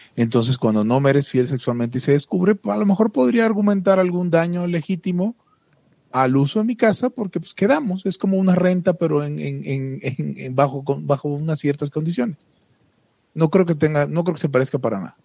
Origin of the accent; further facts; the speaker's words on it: Mexico; como los mexas